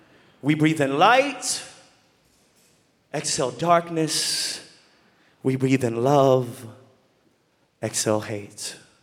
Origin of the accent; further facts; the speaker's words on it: Texas, United States; as a little boy growing up in Texas